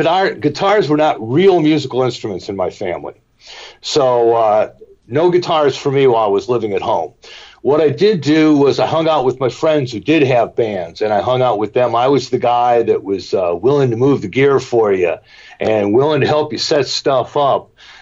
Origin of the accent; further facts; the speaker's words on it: Cleveland, Ohio, United States; also born or lived in Elmira, New York / Buffalo, New York / Denville, New Jersey; Well, I moved from Buffalo to Denville, New Jersey in 1959, and then in 1961, when I was in the third grade, we moved to Cleveland, and that's where I stayed all through my school years.